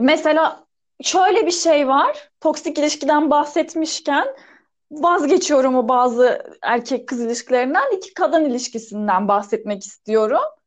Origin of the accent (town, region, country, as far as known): Adana, Turkey